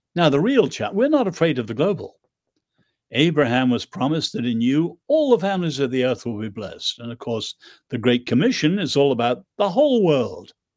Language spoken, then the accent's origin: English; Ireland; also born or lived in England; I'm Irish.